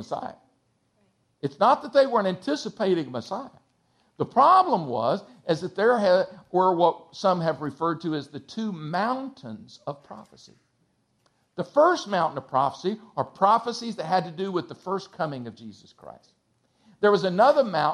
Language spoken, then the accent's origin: English; Texas, United States; I'm from Texas